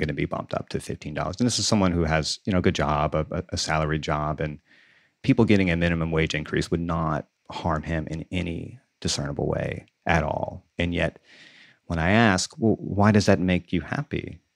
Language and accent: English; Deep South, United States; moved away; I grew up in the South, in the Deep South, and I just moved back